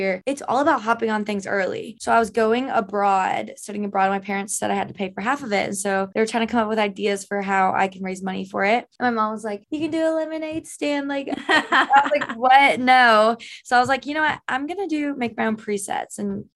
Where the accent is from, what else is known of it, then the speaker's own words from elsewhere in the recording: Canton, Georgia, United States; also born or lived in South Carolina; I'm originally from Atlanta, Georgia. Well, it's like 20 minutes, 30 outside of Atlanta.